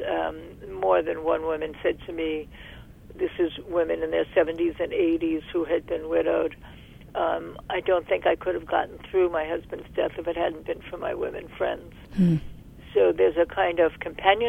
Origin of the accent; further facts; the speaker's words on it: New York City, New York, United States; moved away as an adult; also born or lived in Berkeley, California; I'm from Brooklyn, New York